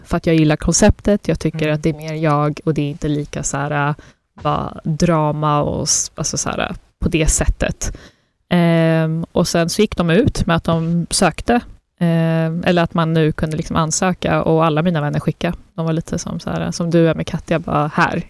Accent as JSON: {"language": "Swedish", "country": "Sweden", "tie": "born or raised there", "also_born_or_lived": "Afghanistan (ancestry) / Russia (ancestry)", "said": "Sverige och landet man är uppvuxen i, men också den kulturen man har hemma och den bakgrunden"}